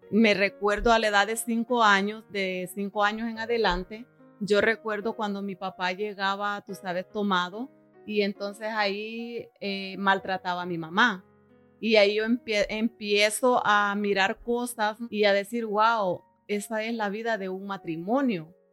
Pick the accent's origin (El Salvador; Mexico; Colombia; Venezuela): El Salvador; Soy del Salvador, donde mi familia pues es bastante grande.